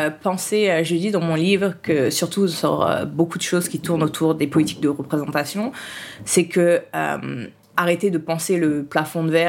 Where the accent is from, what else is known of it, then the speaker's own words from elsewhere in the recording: Haiti; j'étais, en plus, le truc, comme je suis haïtienne, je suis née, je suis doublement noire. C'est, euh, voilà, en vu l'histoire d'Haïti.